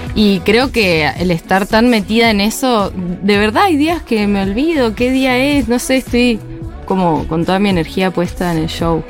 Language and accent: Spanish; Mendoza, Argentina; now in Buenos Aires, Argentina; soy de Mendoza